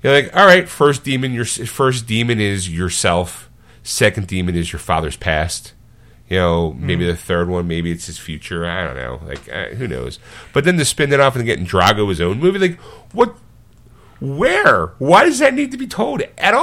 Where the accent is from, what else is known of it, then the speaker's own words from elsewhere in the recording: Philadelphia, Pennsylvania, United States; a Philadelphian